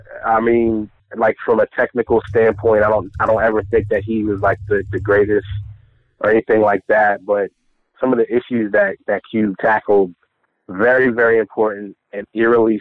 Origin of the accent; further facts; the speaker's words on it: Northeast, United States; I'm from the Northeast